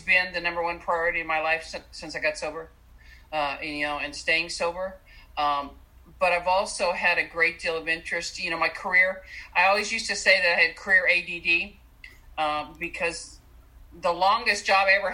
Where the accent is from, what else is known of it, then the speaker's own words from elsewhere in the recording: Southern California, United States; I grew up in Southern California